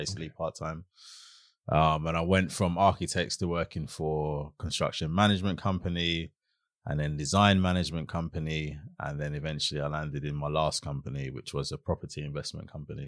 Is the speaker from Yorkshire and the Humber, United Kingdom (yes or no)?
no; London, United Kingdom; also born or lived in Brockley / Catford; when I started secondary school, that's when we moved from Brockley to Catford